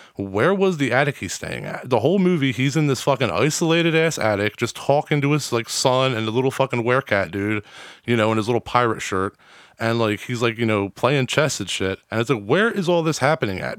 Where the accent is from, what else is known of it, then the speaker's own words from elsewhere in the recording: New Castle, Delaware, United States; I'm from Newcastle